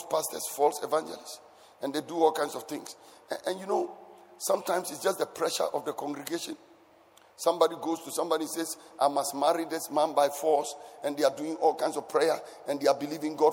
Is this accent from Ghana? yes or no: yes; Ghana; I grew up in Savo Zungo